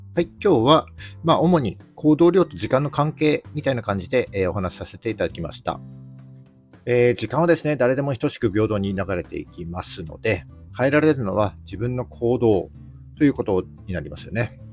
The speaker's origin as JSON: {"language": "Japanese", "region": "Yamagata", "country": "Japan", "tie": "born or raised there", "moved": "as an adult", "lives_now": "Sendai, Japan", "said": "僕はですね、山形出身です。で18歳で高校卒業してからは、ずっとここ仙台におります。"}